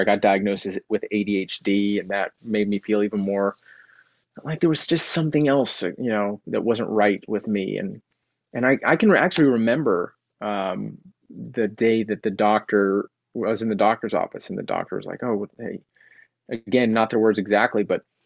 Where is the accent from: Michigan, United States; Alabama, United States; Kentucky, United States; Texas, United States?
Texas, United States; I grew up in Texas